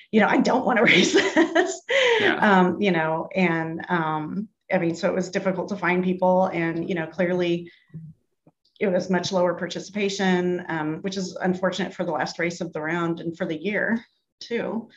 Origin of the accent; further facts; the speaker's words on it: United States; I'm such an American